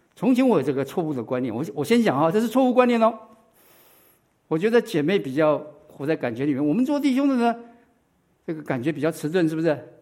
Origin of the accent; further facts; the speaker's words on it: Taiwan; now in United States; 我是在台湾长大的